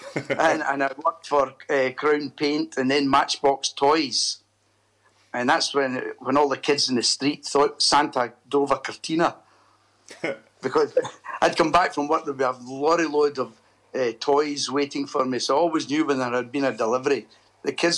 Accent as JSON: {"language": "English", "town": "Airdrie", "region": "Scotland", "country": "United Kingdom", "tie": "born or raised there", "said": "I was born in Airdrie, a town about 10 miles outside Glasgow, and I left Airdrie Academy at 18 in 1965"}